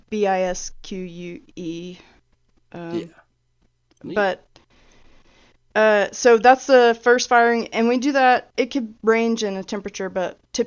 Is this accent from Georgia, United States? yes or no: yes; Georgia, United States; now in Alabama, United States; I'm from Georgia